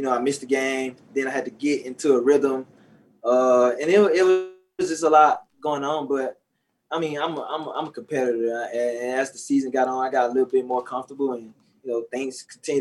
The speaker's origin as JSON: {"language": "English", "town": "Shreveport", "region": "Louisiana", "country": "United States", "tie": "born or raised there"}